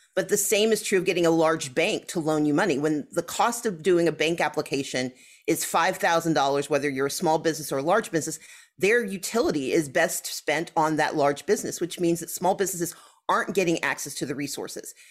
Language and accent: English; the South, United States; as a Southerner